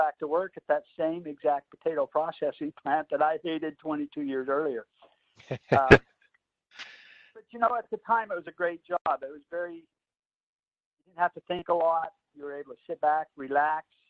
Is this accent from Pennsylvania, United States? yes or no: no; Idaho, United States; I'm from Idaho is where I'm from